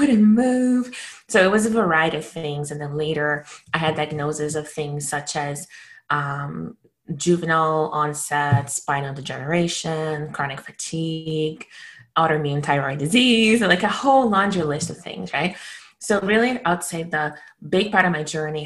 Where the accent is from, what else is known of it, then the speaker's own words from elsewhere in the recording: Brazil; moved away as an adult; now in Canada; I was born and raised in Brazil, and I've moved to Canada in my early 20s